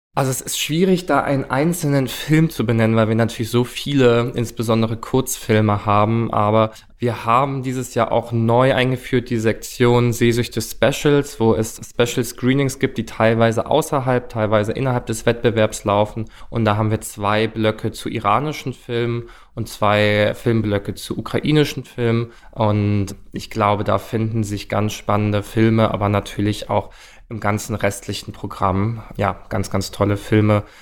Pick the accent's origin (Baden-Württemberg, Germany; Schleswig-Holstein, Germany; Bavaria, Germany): Baden-Württemberg, Germany; Stuttgart; moved away as an adult; now in Berlin, Germany; Ich komme ursprünglich aus Stuttgart, wohne jetzt aber seit sechseinhalb Jahren in Berlin